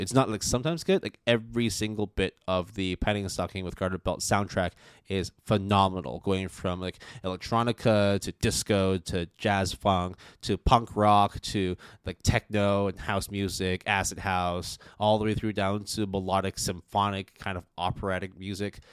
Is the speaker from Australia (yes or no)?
no; Canada; moved away; also born or lived in United States; growing up in Canada and, like, wa-, and then also going to school in the U S